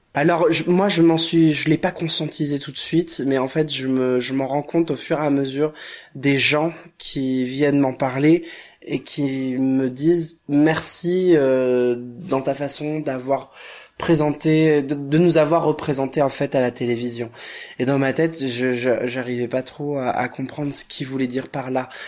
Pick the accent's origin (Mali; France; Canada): France; Royan, Nouvelle-Aquitaine; Je suis né euh, à Royan, en Charente-Maritime